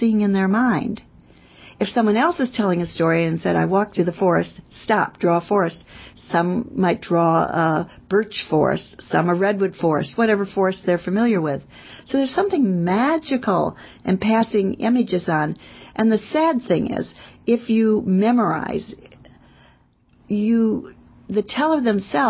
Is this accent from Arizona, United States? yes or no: no; California, United States; I'm from California.